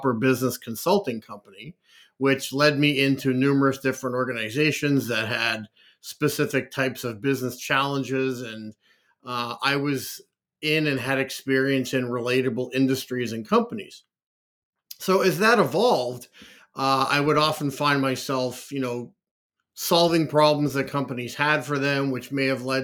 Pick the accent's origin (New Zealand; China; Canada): Canada; also born or lived in Liverpool, England / Oakville, Ontario; I was born in Liverpool, England, and have grown up most of my life and lived in Canada